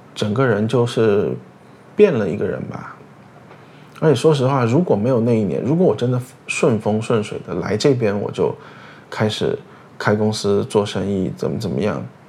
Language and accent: Chinese; Chengdu, Sichuan, China; moved away as an adult; now in Singapore; 大部分的时间我在高中毕业之前我都是在成都，所以其实我就是一个没有在成都出生的，不到一岁就到成都的成都人